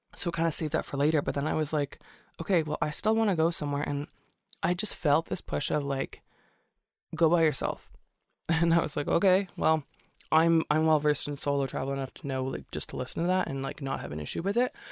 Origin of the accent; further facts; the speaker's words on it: Canada; also born or lived in Singapore; I'm from Canada